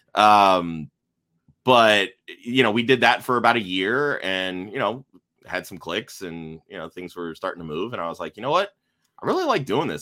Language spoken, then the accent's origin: English; Tampa Bay area, Florida, United States; I grew up outside the Tampa Bay area